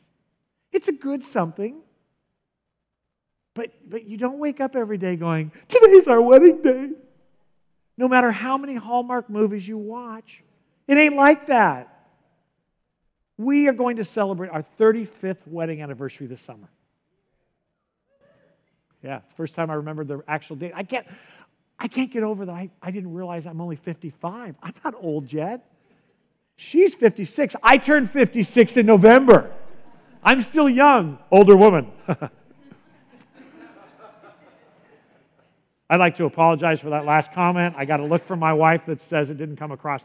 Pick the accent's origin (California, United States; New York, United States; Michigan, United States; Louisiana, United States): California, United States; San Diego; moved away; also born or lived in Chicago; I grew up in San Diego and I spent so much time at the beach